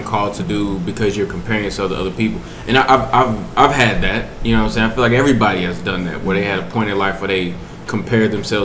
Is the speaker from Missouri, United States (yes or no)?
yes; St. Louis, Missouri, United States; I grew up in St. Louis, Missouri